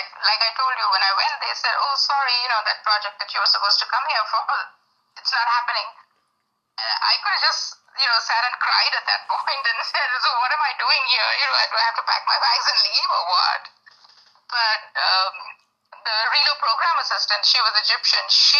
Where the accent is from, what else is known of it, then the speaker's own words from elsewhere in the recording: India; And so, growing up in India, I grew up with, like, Indira Gandhi being the prime minister for so many years.